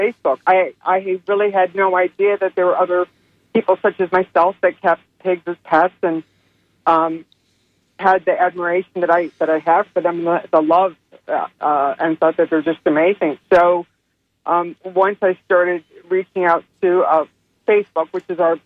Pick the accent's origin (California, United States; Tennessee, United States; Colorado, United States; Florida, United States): Florida, United States; South; moved away as an adult; now in Bartow, United States; I'm actually from South Florida, and I moved here, Central Florida, in Bartow in 2005